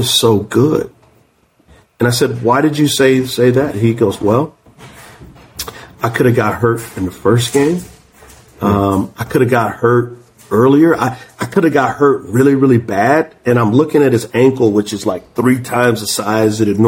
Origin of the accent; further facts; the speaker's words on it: San Antonio, Texas, United States; I'm from San Antonio